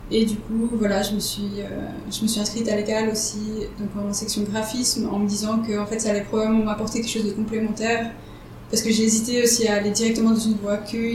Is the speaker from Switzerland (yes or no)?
yes; Nyon region, Vaud, Switzerland; moi du coup je viens de la région de Nyon.